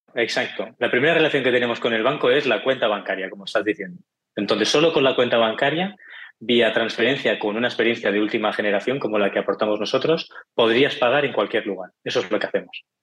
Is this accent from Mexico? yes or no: no; Barcelona, Catalonia, Spain; yo soy de Barcelona, ya verás por el acento